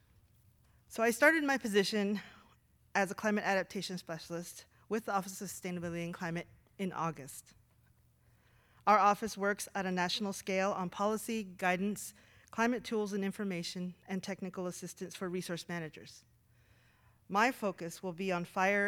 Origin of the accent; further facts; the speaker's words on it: Southwest, United States; moved away as an adult; I grew up in the Southwest, surrounded by cotton fields and deserts